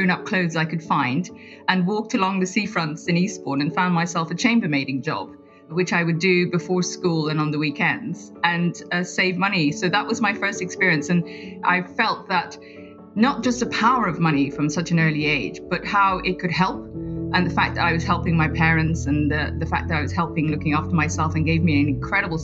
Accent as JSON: {"language": "English", "country": "Guyana", "tie": "born or raised there", "moved": "yes", "lives_now": "London, United Kingdom", "said": "growing up in Guyana and all the colour that comes from growing up in a tropical country"}